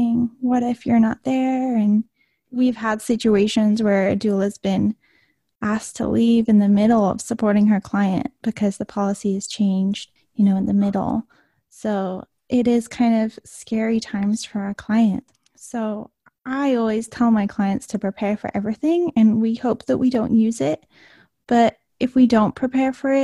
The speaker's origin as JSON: {"language": "English", "region": "England", "country": "United Kingdom", "tie": "born or raised there", "moved": "yes", "said": "I grew up in England, so manners were extremely important to my family"}